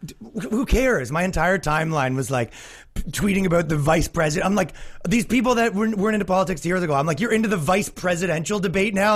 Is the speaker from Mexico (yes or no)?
no; Canada; now in New York, United States; I'm from Canada